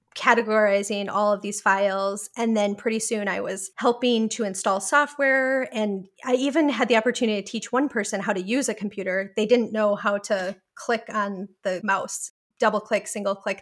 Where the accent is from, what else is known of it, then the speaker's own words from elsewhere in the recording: Milwaukee, Wisconsin, United States; moved away as an adult; also born or lived in Portland, Oregon; I grew up in Milwaukee, Wisconsin